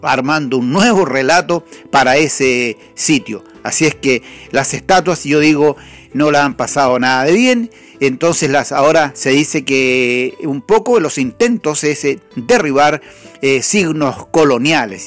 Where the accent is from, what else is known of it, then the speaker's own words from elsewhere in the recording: Chile; nuestro país no es ninguna excepción, Chile